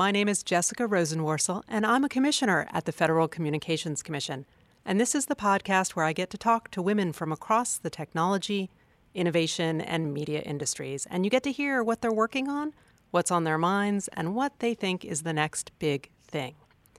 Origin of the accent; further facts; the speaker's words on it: Connecticut, United States; I'm from a neighboring state in Connecticut.